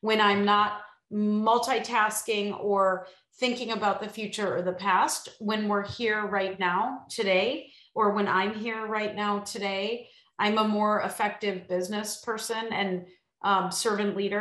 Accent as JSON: {"language": "English", "region": "Illinois", "country": "United States", "said": "I'm from Illinois"}